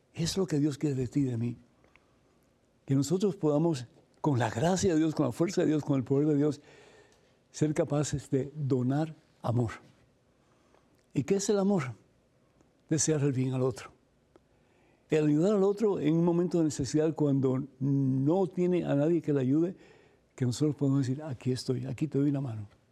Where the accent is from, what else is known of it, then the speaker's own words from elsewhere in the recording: Cuba; soy cubano